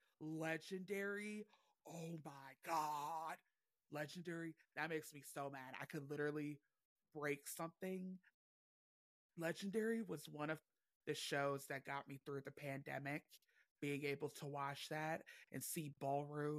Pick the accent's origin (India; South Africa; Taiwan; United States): United States; Cleveland, Ohio; I am from Cleveland, Ohio